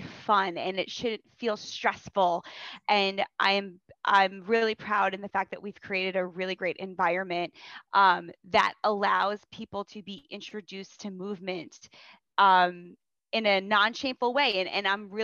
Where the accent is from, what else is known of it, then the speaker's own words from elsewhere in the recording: New York, United States; I'm from New York